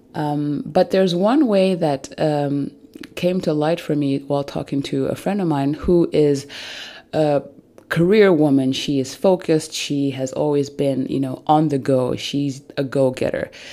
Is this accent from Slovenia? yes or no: no; Zambia; now in Germany; I come from Zambia, but I live in Germany, and I do not have my family and my extended family here with me